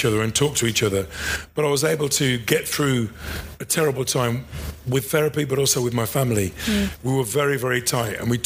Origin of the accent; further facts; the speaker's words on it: Midlands, United Kingdom; growing up in the Midlands, particularly if you're black and working class